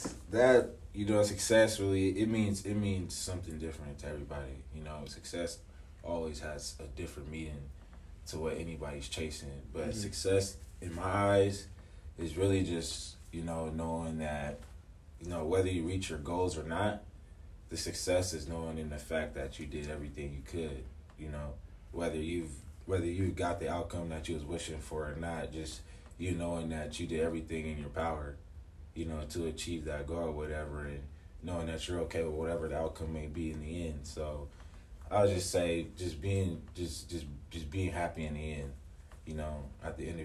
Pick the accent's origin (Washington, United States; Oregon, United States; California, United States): Washington, United States; Seattle; born and raised in Seattle, Washington